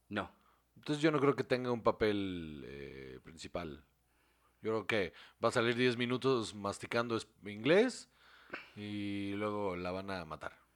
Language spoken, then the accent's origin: Spanish; Mexico